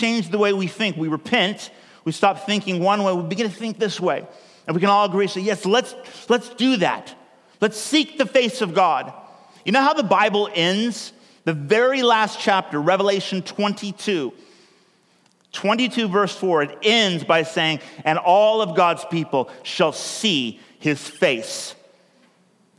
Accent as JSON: {"language": "English", "region": "California", "country": "United States", "also_born_or_lived": "United Kingdom", "moved": "as an adult", "lives_now": "Oregon, United States", "said": "I'm actually from California"}